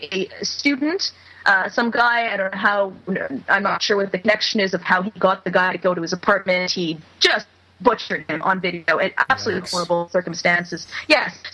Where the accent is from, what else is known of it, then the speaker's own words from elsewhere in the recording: Montreal, Quebec, Canada; now in Vancouver, Canada; Montreal, which is my hometown